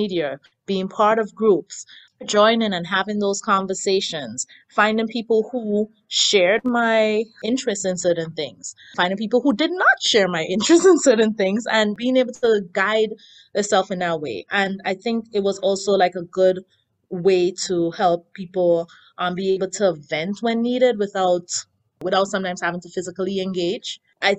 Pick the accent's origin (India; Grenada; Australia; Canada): Grenada; now in United States; I've been in Queens for the past 15 years, I work in Manhattan. Prior to that, I had lived in Brooklyn. I emigrated from Grenada.